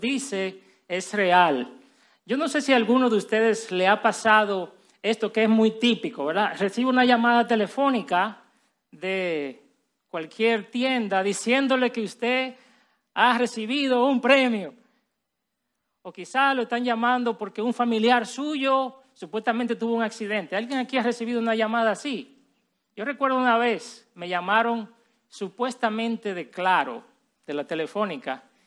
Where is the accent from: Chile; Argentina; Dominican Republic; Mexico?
Dominican Republic; Villa Altagracia, San Cristóbal; Yo crecí en Villalda Gracia